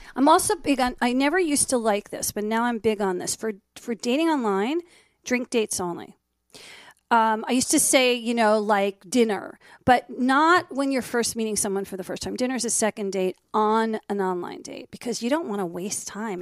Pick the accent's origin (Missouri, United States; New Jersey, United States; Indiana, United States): New Jersey, United States; also born or lived in Miami; now in Los Angeles, United States; Even though I grew up in Jersey, I went to college